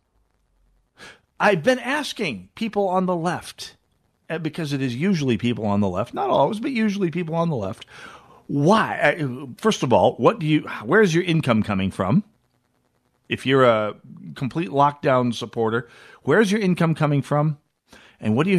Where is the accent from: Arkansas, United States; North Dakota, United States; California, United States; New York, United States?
North Dakota, United States; my home state of North Dakota